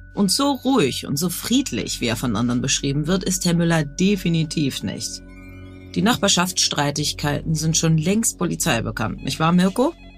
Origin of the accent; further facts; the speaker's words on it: Hamburg, Germany; Ich bin Radiomoderatorin in Hamburg